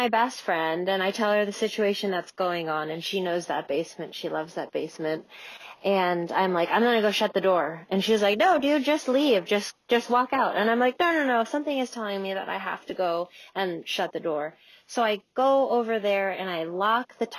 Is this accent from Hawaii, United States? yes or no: no; Juneau, Alaska, United States; I'm from Juneau, Alaska, and I own a restaurant called Black Moon Coven